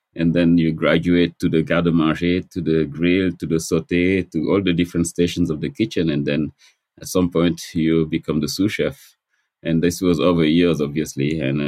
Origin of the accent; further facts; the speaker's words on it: Senegal; moved away as an adult; also born or lived in New York; now in United States; I was born in Senegal. And I left Senegal when I was actually a student in physics and chemistry.